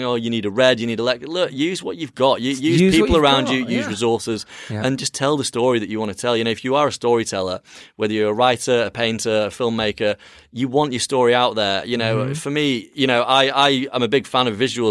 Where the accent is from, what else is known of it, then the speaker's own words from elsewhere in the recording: Yorkshire and the Humber, United Kingdom; I'm a lad from Yorkshire